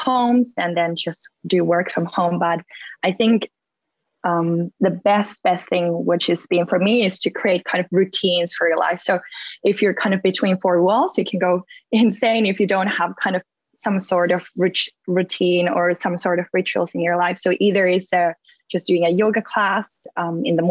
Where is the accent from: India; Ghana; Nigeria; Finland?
Finland; moved away as an adult; also born or lived in America; now in London, United Kingdom; I grew up in Finland